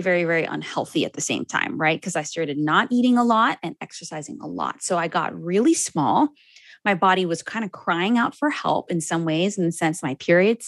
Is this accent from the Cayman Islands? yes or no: yes; Cayman Islands; I'm from the Cayman Islands.